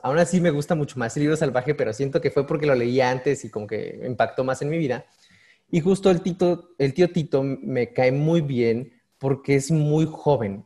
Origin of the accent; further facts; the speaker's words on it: Oaxaca, Mexico; now in Morelos, Mexico; Yo soy nativo de Oaxaca. Yo nací en Oaxaca. Ya después me, pasé a residir a Morelos.